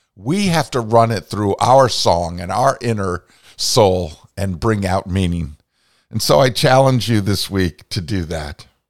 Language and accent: English; Vermont, United States; growing up and encountering Maria Von Trapp in my home state of Vermont